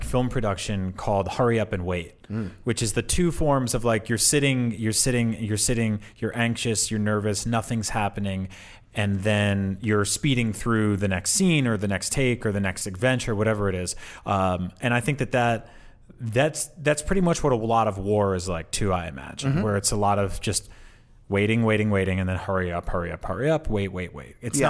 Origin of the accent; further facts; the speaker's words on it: New Jersey, United States; also born or lived in New York; I grew up in New Jersey and then in New York